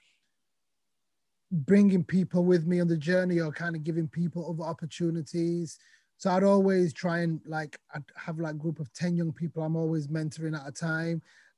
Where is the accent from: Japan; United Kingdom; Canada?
United Kingdom; Sheffield, Yorkshire and the Humber; also born or lived in Somalia; I was born in Somalia, came to Sheffield when I was 5 years with my family, moved to Burngreave, and we came as refugees in 1994. And grew up in Sheffield, went to school in Sheffield